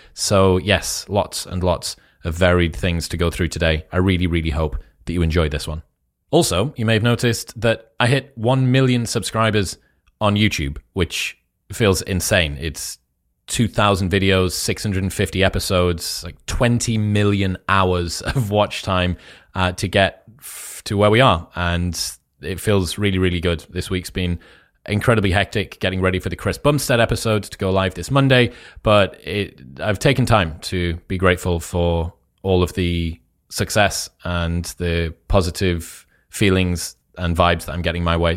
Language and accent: English; United Kingdom; accent: British